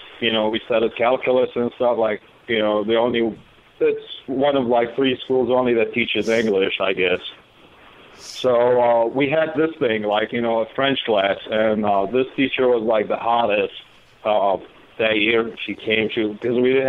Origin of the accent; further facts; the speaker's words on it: Baghdad, Baghdad Governorate, Iraq; English is a second language; moved away as an adult; now in United States; I'm originally from Baghdad, Iraq